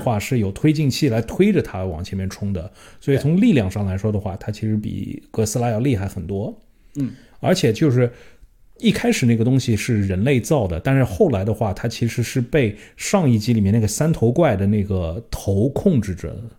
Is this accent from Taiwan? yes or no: no; China; 因为我们是中国人